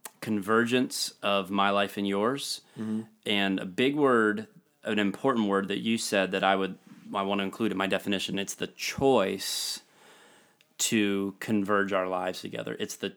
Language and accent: English; Florida, United States; I came from South Florida and I don't understand.